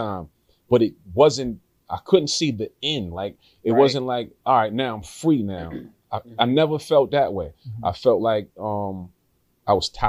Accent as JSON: {"language": "English", "area": "Long Island", "region": "New York", "country": "United States", "said": "We're in Long Island. We're in the outskirts."}